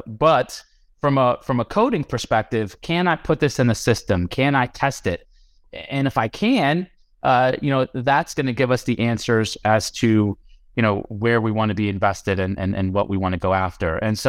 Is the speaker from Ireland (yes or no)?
no; India; I'm Indian.